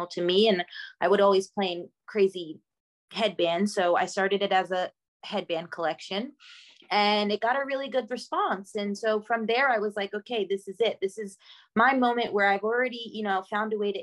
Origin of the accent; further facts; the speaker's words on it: Long Island, New York, United States; moved away; I grew up in Long Island, New York